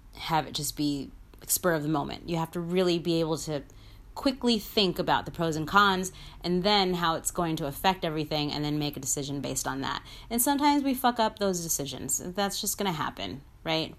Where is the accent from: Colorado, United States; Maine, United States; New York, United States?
New York, United States; New York City; I'm from the fucking Bronx